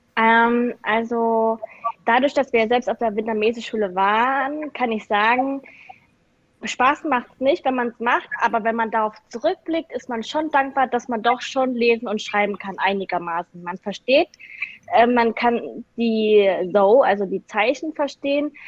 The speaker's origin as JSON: {"language": "German", "region": "Saxony", "country": "Germany", "tie": "born or raised there", "said": "bin 1996 geboren in Sachsen, das ist im Osten Deutschlands. Ähm, und bin mit Thomas praktisch aufgewachsen"}